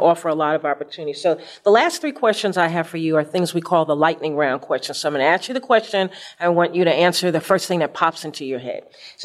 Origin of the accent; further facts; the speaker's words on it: New York City, New York, United States; I'm from New York.